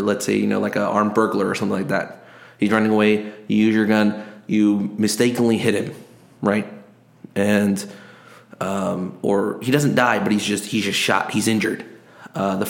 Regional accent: South Korea; moved away as an adult; now in United States; I didn't grow up here. I grew up overseas. I grew up in Korea.

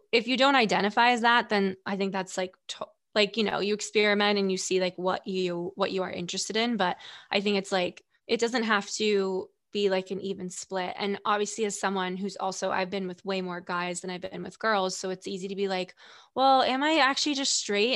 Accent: Stamford, Connecticut, United States; also born or lived in Greenwich, Connecticut; I'm from Stanford

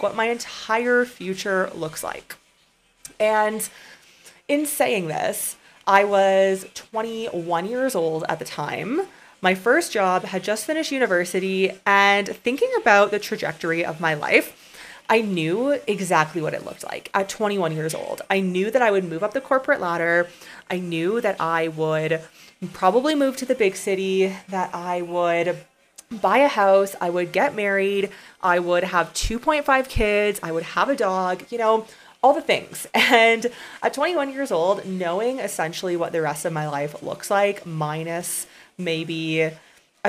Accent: Canada; moved away as an adult; I grew up in a very small town, as a side note, in Canada, of about 1,000 people.

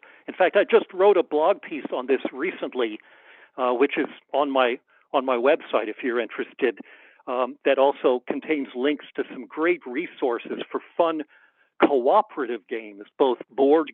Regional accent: United States; I'm an American

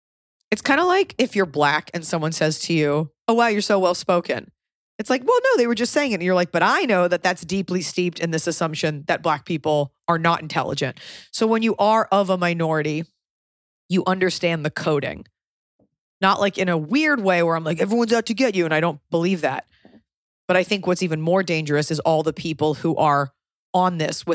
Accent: United States; more than anything, I'm an American

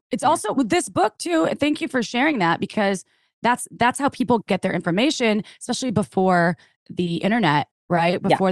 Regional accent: Wisconsin, United States; moved away; I came from the Midwest, from Wisconsin, and very conservative

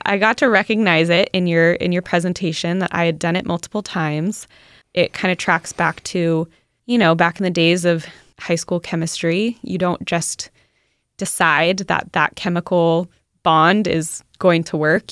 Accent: Southern California, United States; now in Carlsbad, United States; I grew up in SoCal

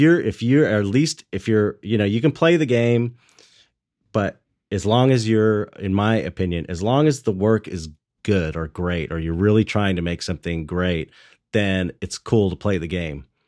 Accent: Los Angeles, California, United States; I grew up in San Pedro, which is like blue collar longshoreman town.

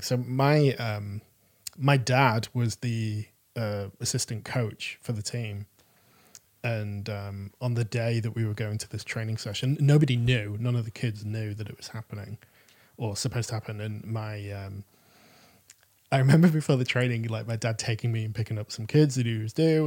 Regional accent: Manchester, North West England, United Kingdom; I'm I'm from Manchester and um, pl- playing for a local football team when I was that age

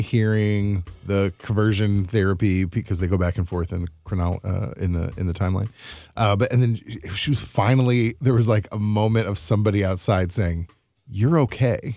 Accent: Missouri, United States; growing up in the Midwest, which is often Missouri, which is often considered the South

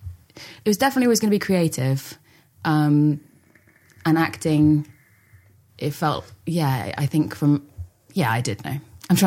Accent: London, United Kingdom; I grew up in North London, around sort of like my family my grandpa came over from Ireland with four of his brothers.

